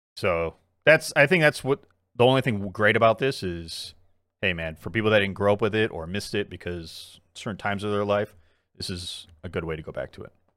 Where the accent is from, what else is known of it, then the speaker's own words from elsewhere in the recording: South Korea; moved away; my home country, South Korea